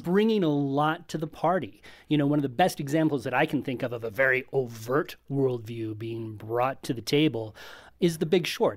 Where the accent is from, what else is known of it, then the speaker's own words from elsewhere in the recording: Colorado Springs, Colorado, United States; I grew up in Colorado Springs